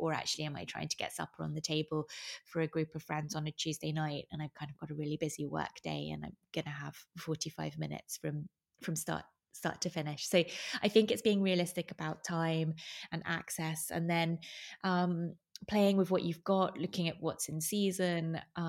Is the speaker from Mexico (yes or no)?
no; Venice, Veneto, Italy; also born or lived in United Kingdom; I grew up in Venice. … I'm British. I was born in the UK, but my family moved to Venice when I was 6 years old, and then I grew up here, was at school here